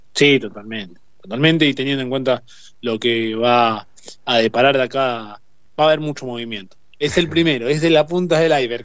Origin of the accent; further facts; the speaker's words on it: Argentina; nos merecemos como todo argentino